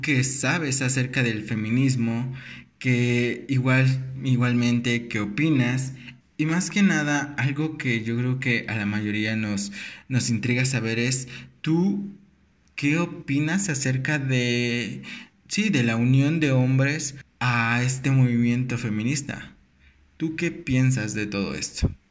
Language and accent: Spanish; Mexico; como mexicanos